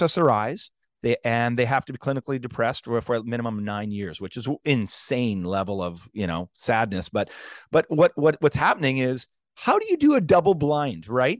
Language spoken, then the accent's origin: English; Canada; as a Canadian, a p, person working in Canada